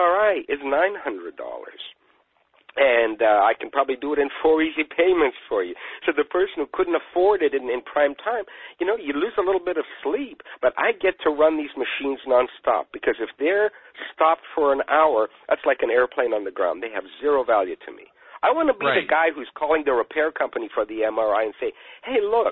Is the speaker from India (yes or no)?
no; United Kingdom; moved away; being British